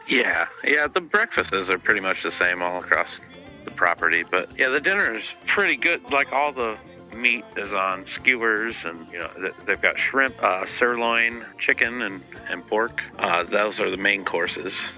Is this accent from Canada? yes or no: no; Midwest, United States; I'm from the Midwest and in the states